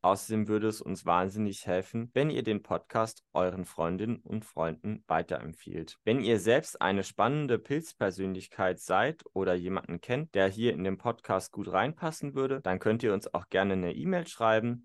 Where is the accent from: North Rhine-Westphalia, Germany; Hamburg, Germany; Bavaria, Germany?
North Rhine-Westphalia, Germany; in meiner Heimatregion Südwestfalen